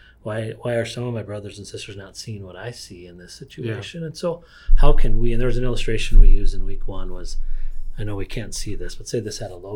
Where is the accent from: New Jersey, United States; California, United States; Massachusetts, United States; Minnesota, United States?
Minnesota, United States; northern; I grew up in a town in northern Minnesota